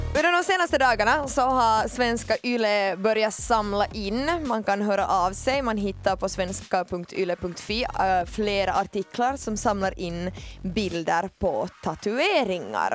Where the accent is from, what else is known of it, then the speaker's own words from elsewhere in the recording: Ekenäs, Uusimaa, Finland; moved away; also born or lived in Ostrobothnia; jag är hemma från Ekenäs